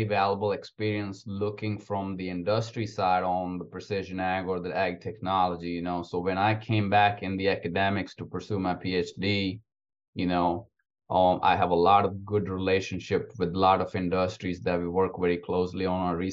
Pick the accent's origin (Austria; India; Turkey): India; moved away as an adult; also born or lived in Alabama, United States / Iowa, United States; now in Georgia, United States; I'm actually from India. So I grew up on a very small family farm back in India.